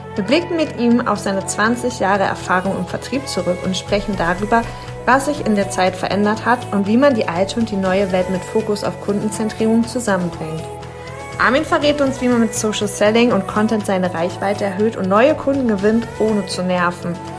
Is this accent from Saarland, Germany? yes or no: no; near Herford, North Rhine-Westphalia, Germany; Ich komme ja aus der Nähe.